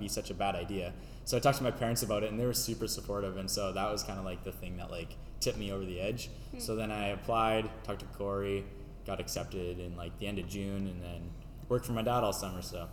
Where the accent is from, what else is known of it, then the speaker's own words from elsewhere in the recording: Camrose, Alberta, Canada; moved away; am from Camrose, Alberta, which if you don't know where that is an hour south of Edmonton. So nice little town